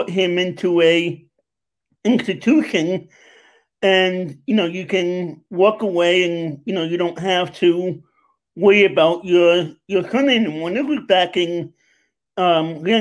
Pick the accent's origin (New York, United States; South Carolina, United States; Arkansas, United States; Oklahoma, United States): New York, United States; moved away as an adult; also born or lived in Long Island, New York; now in Pennsylvania, United States; I'm originally from New York, Queens, and Long Island